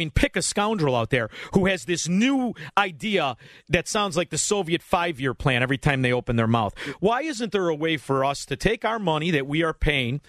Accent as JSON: {"language": "English", "region": "Illinois", "country": "United States", "said": "we're from Illinois, brother."}